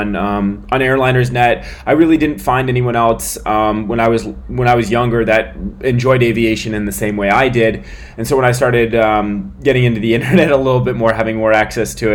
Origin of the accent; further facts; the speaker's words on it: San Francisco, California, United States; born in 1999 in San Francisco, California, just south of San Francisco